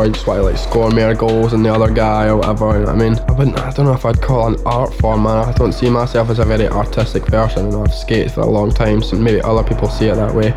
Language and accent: English; Livingston, Scotland, United Kingdom; I'm from Livingston and we've had a skate park there since 1979